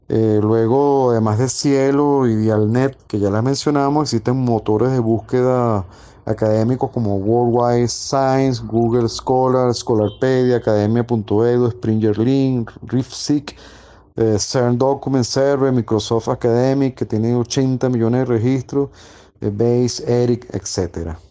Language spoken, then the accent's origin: Spanish; Caracas, Capital District, Venezuela; soy de Caracas, Venezuela